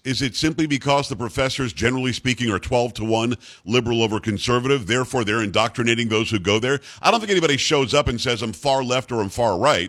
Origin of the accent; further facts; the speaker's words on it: Florida, United States; moved away; also born or lived in New York; I grew up in Florida. I'm from New York originally, but I grew up in Florida